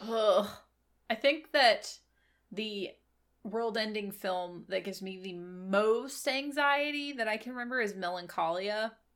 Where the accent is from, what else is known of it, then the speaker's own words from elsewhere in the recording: Virginia, United States; also born or lived in Memphis, Tennessee; I come from Virginia. I live in a valley in between a bunch of mountains